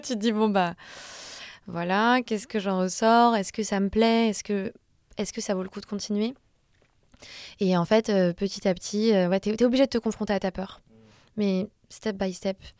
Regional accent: Clichy, Île-de-France, France; J'ai grandi à Clichy

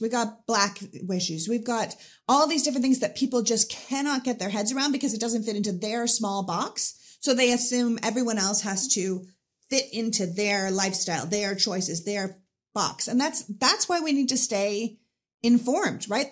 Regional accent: Canada; now in United States; I was Anglican growing up 'cause I'm Canadian.

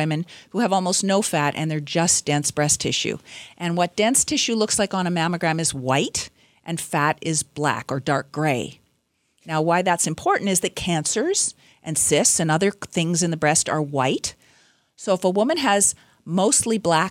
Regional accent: British Columbia, Canada; I'm from British Columbia

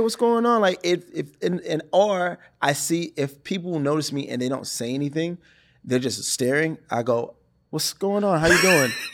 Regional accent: Brockton, Massachusetts, United States; moved away as an adult; now in Los Angeles, United States; I shot in my hometown. I shot in Brockton

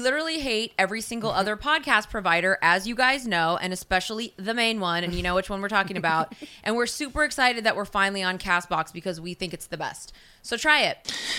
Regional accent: West Coast, United States; I'm from the West Coast. I'm a lady from the West Coast

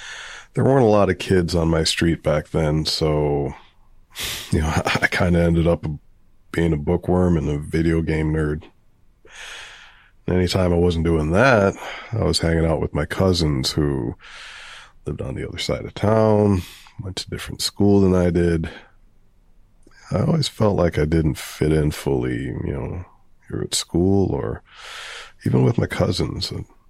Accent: Providence, Rhode Island, United States; Well, I grew up in Providence on the Cranston line, close to Roger Williams Park.

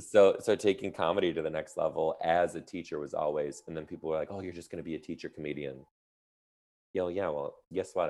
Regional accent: Detroit, Michigan, United States; now in Seattle, United States; I'm from Detroit

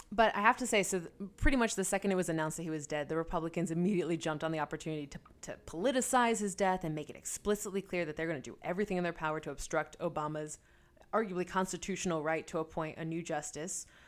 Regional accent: Philadelphia, Pennsylvania, United States; I grew up in Philadelphia, went to Creative and Performing Arts High School

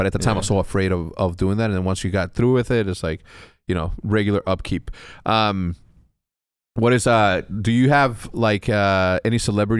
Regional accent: Texas, United States; born there; And I was born in Texas, right?

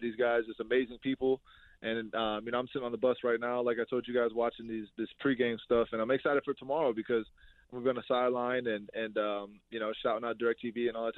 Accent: Ohio, United States; moved away as an adult; also born or lived in Iowa / Green Bay; now in Buffalo, United States; I'm from Ohio

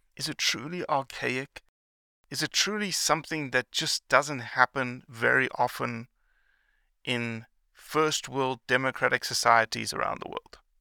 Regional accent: South Africa; as a kid growing up in South Africa

